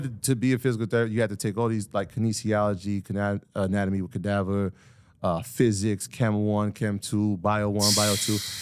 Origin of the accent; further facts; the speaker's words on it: Greenburgh, New York, United States; also born or lived in South Bronx, New York / Jamaica (ancestry); I was born there, but I was definitely raised in Greenberg